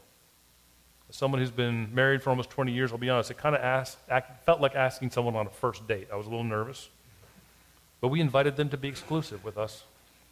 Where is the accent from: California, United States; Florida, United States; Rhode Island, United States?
Florida, United States; South; now in Hattiesburg, United States; I grew up in South Florida